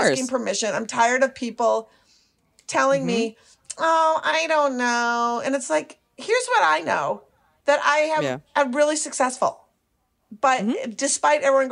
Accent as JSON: {"language": "English", "town": "Minneapolis", "region": "Minnesota", "country": "United States", "also_born_or_lived": "Brooklyn", "moved": "yes", "said": "I'm from Minneapolis."}